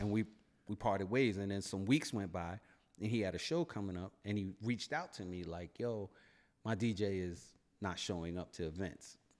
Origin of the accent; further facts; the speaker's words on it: New York City, New York, United States; I'm from Brooklyn